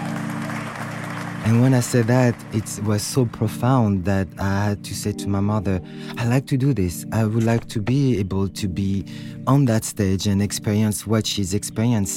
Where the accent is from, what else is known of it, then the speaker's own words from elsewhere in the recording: Paris, Île-de-France, France; moved away as an adult; also born or lived in New York; I was born and raised in Paris, so I am French